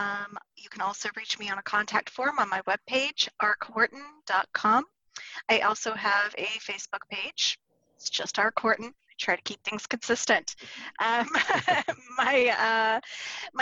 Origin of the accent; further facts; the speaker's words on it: South Georgia, United States; accent: South Georgia; I spent about 30 minutes with my family, and all the South Georgia comes out of me